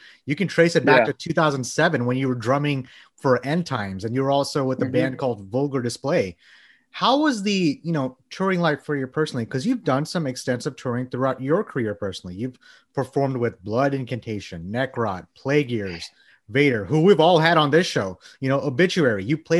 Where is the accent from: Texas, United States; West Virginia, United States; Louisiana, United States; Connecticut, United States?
Texas, United States; And we're from Texas.